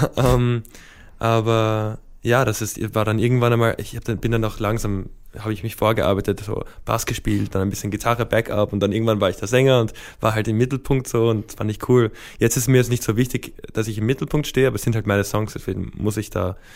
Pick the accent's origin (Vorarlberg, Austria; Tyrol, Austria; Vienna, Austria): Vienna, Austria; Also ich bin in Wien aufgewachsen, zwar auf der amerikanischen Schule, das heißt so in einer kulturellen Seifenblase so in der Art.